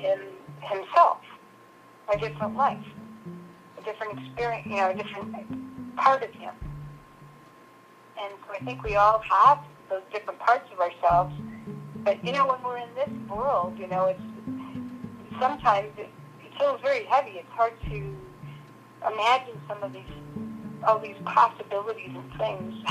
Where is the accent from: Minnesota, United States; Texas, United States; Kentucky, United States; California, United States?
Minnesota, United States; I'm from Minnesota